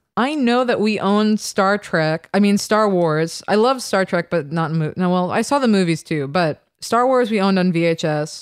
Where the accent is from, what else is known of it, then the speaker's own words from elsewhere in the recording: New York, United States; also born or lived in London / Ann Arbor, Michigan; I'm from New York